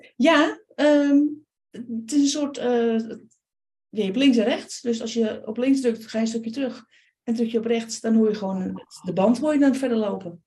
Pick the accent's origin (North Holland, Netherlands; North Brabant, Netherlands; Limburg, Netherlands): North Holland, Netherlands; Amsterdam; Ik ben geboren in Amsterdam.